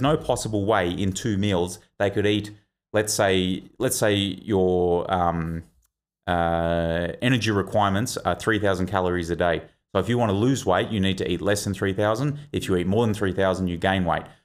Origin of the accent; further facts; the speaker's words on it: Victoria, Australia; I'm from Victoria